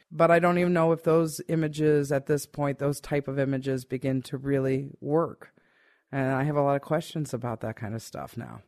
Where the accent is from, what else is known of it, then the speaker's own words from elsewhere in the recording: United States; I am very much American-based person